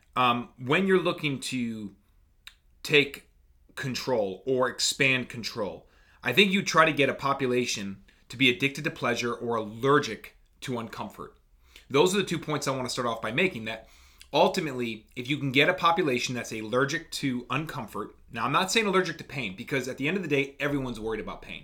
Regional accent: United States; as an American citizen

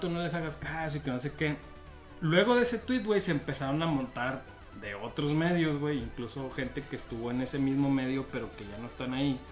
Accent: Mexico; como mexicanos

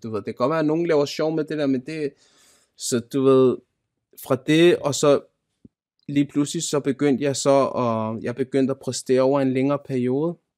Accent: Denmark; Jeg er født og opvokset i Danmark

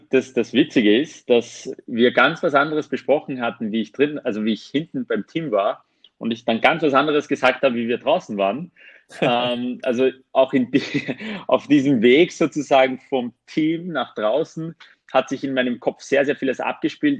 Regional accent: Armenia; moved away; ich bin ursprünglich Armenier

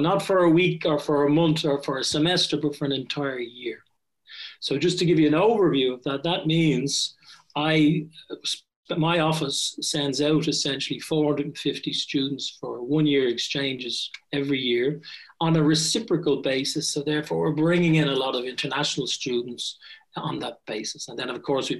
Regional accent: Dublin, Leinster, Ireland; moved away as an adult; also born or lived in United States / Japan; now in Strasbourg, France; I'm Irish and I come from Dublin, born and reared. And I left Ireland at 18.

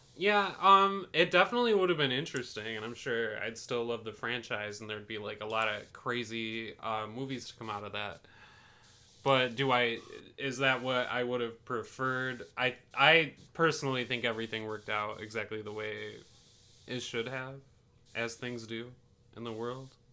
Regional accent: Canastota, New York, United States; We grew up in Canastota in the mid 2000s

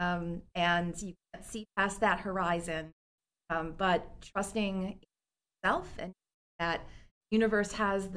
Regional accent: Milwaukee, Wisconsin, United States; also born or lived in Philadelphia / Rome; now in Aurora, United States; Originally, I'm from beautiful Milwaukee, Wisconsin

